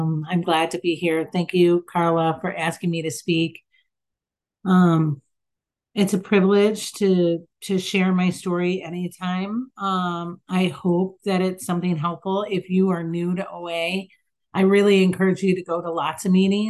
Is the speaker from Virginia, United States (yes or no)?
no; Chicago, Illinois, United States; I'm in Chicago. I'm from Chicago.